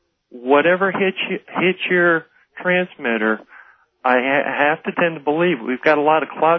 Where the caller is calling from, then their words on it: Tucson, Arizona, United States; I'm going to use an alias of Bill. I'm calling from Tucson, Arizona.